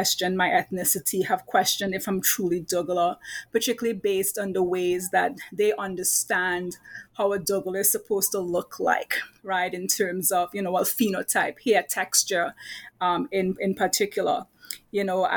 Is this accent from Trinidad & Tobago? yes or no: yes; Trinidad & Tobago; now in Brooklyn, United States; I'm currently, right now in Brooklyn, New York, you know, where I teach at Brooklyn College, but I am from Trinidad, right? True Trini.